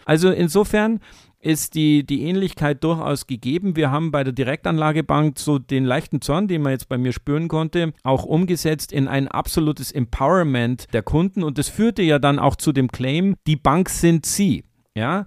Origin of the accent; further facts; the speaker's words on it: Munich, Bavaria, Germany; gebürtiger Münchner